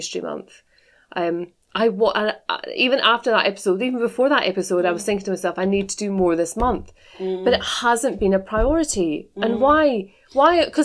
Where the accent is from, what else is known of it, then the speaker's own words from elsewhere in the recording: Scotland, United Kingdom; being from Scotland as well